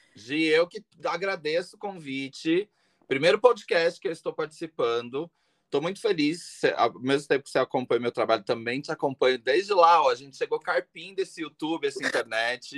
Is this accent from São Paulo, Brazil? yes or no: yes; Greater São Paulo, Brazil; also born or lived in Taubaté / Itapecerica da Serra / Guarulhos; Morei é. a vida inteira na Grande São Paulo